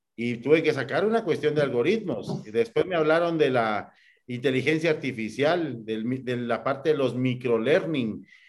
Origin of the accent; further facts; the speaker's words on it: Guatemala; como guatemaltecos